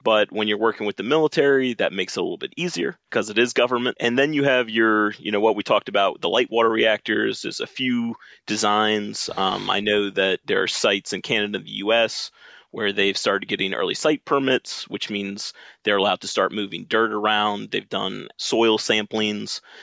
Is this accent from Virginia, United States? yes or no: yes; Richmond, Virginia, United States; I'm from Richmond, Virginia. I grew up a son of a nuclear engineer